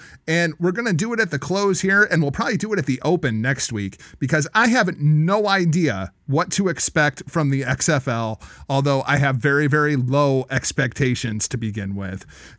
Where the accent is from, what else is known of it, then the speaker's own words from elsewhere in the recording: Iowa, United States; I'm from Iowa